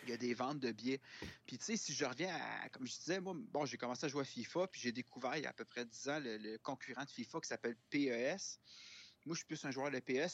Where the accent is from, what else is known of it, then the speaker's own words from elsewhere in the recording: Laval, Quebec, Canada; now in Montreal, Canada; dans le quartier où j'ai grandi, à Laval